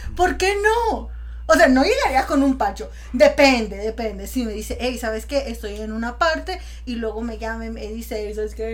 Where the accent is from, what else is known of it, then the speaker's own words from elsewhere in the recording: Culiacán, Sinaloa, Mexico; moved away; yo soy de Sinaloa, de Culiacán